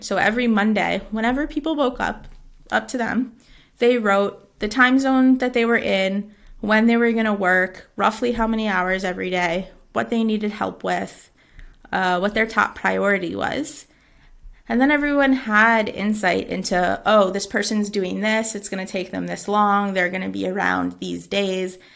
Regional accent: United States; moved away as an adult; now in Xàtiva, Spain

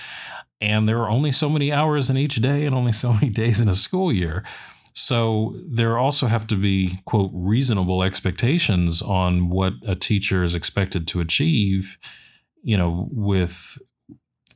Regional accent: Western Massachusetts, United States; our community when I was growing up in Western Massachusetts, so still New England, but definitely not inner city

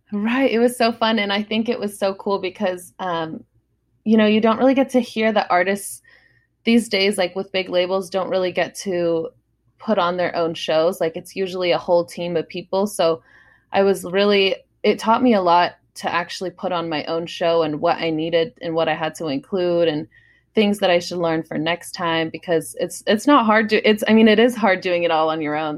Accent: San Diego, California, United States; San Diego a lot 'cause that's my hometown

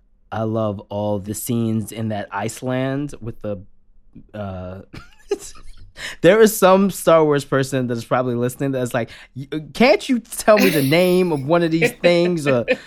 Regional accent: Baltimore, Maryland, United States; moved away; I'm originally from Baltimore, Maryland

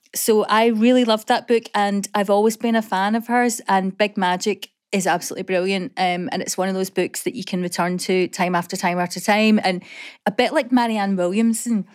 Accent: Coatbridge, Scotland, United Kingdom; I grew up in Coatbridge

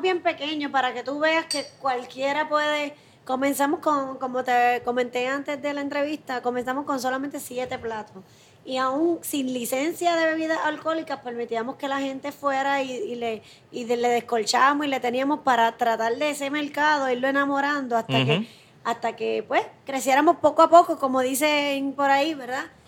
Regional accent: Guayama, Puerto Rico; also born or lived in Ponce / San Juan; Y yo pues nací en Ponce, pero me crié en Guayama

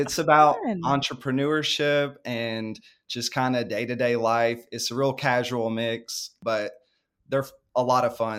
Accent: North Carolina, United States; I grew up in the suburbs or near a big city. I grew up near Charlotte, North Carolina. And so living out in the country was all new to me.

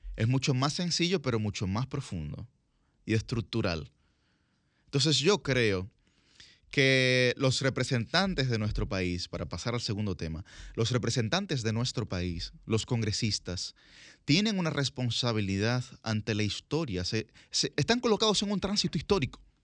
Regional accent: Dominican Republic; nosotros, como sociedad dominicana, vivimos profundamente envainados

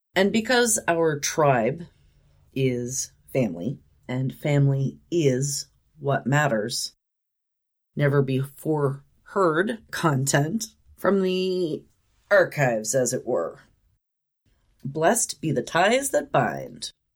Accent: Roseburg, Oregon, United States; moved away; the community college in my hometown

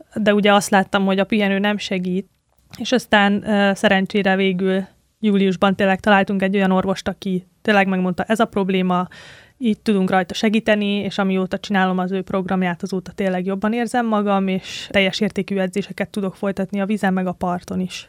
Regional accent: Tihany, Veszprém County, Hungary; Tihanyba jártam általános iskolába

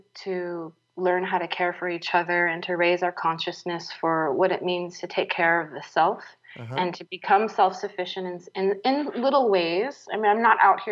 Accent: San Francisco, California, United States; moved away; I grew up in the city. I grew up in San Francisco, where we didn't have any garden space.

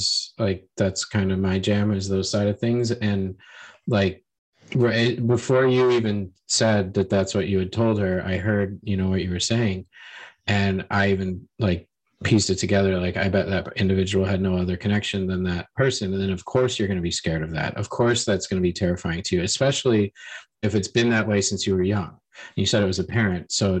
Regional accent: United States; moved away; being an American

